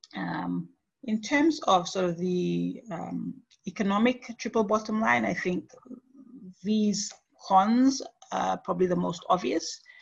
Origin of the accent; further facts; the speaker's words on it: Papua New Guinea; moved away as an adult; now in Nara, Japan; in my home country of Papua New Guinea